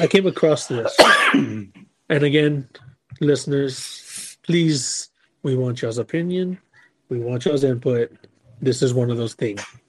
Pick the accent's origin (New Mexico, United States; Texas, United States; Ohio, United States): Texas, United States; San Antonio; we're from San Antonio.